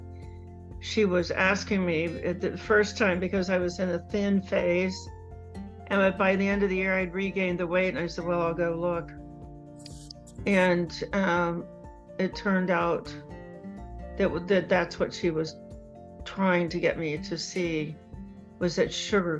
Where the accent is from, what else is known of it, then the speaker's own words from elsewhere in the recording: Cincinnati, Ohio, United States; moved away; my hometown of Cincinnati